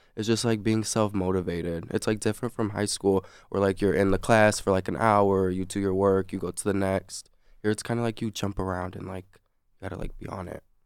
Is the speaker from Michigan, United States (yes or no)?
yes; South Lyon, Michigan, United States; I'm from South Lime, too